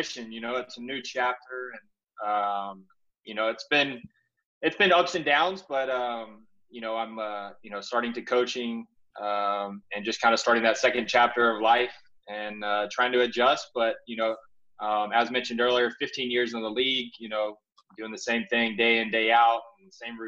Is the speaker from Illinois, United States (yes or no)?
no; Mississippi, United States; I'm from Mississippi, retired professional